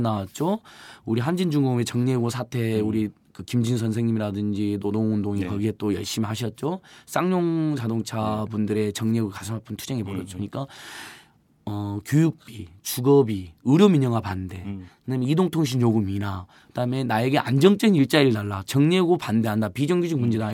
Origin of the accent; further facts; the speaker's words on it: Hwasun, South Jeolla, South Korea; moved away; 고향이 전남 하순이어가지고